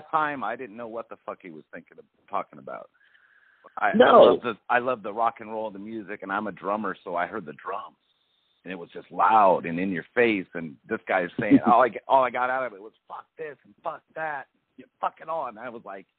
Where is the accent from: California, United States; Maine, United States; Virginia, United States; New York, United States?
California, United States; Long Beach; moved away as an adult; also born or lived in Arizona; now in Austin, United States; I grew up in Long Beach.